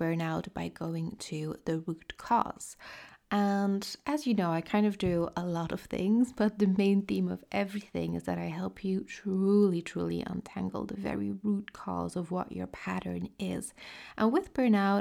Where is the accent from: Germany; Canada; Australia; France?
France; accent: French; using my French accent